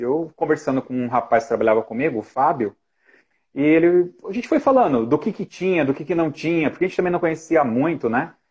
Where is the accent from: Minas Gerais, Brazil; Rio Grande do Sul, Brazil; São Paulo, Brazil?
São Paulo, Brazil; Ribeirão Pires; Em 92, fiz 14 anos, 92, eu era guarda-mirim aqui em Ribeirão Pires